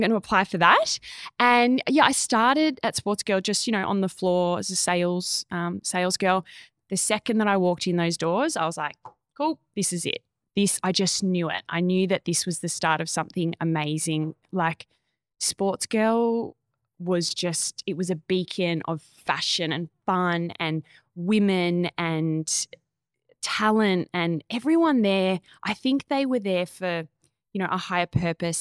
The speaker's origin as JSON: {"language": "English", "town": "Echuca", "region": "Victoria", "country": "Australia", "tie": "born or raised there", "said": "I grew up in a Chuka, so country town right on the Murray"}